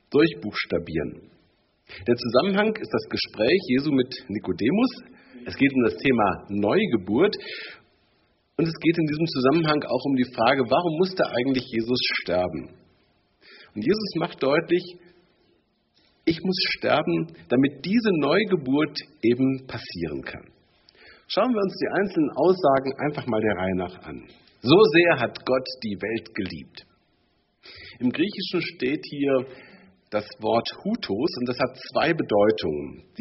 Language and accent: German; the East, East Germany, Germany; Bei uns im Osten